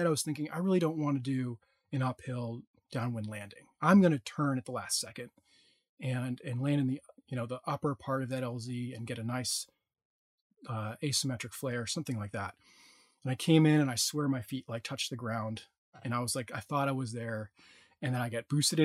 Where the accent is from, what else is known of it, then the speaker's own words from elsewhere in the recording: New England, United States; now in California, United States; I'm from New England